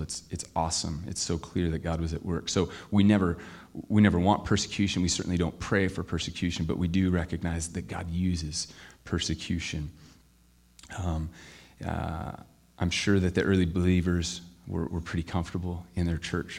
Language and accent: English; Camas, Washington, United States; I'm from Camas, Washington